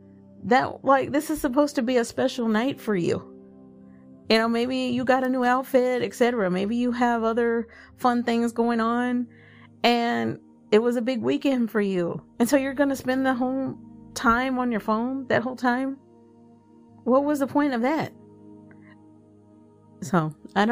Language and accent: English; Dallas, Texas, United States; now in Fort Worth, United States; I'm not originally from Fort Worth. I'm originally from Dallas